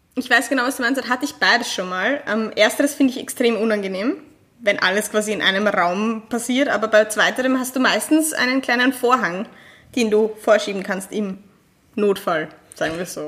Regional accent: Vienna, Austria; als Restösterreicher, vor allem als Wienerin oder Wiener

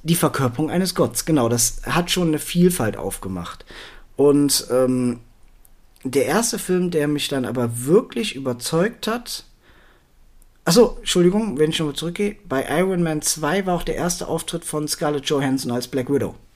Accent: Germany; für mich als Deutscher bzw. Europäer

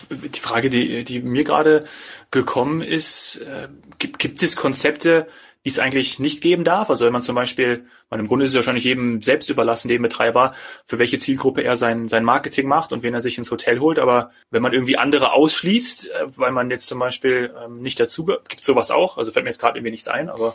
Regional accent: Bad Arolsen, Hesse, Germany; in meinem Heimatort, in meinem Geburtsort Bad Arolsen

